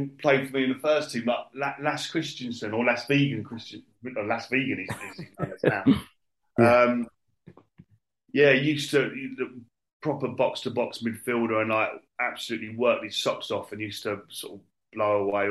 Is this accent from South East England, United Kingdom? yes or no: yes; Basingstoke, South East England, United Kingdom; I was brought up in Basingstoke, London overflow